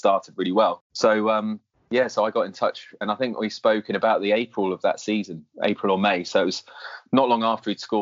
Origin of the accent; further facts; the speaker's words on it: Jersey; now in Hampshire, United Kingdom; I grew up in Jersey, so I had no real home county as such. But Hampshire is definitely home now.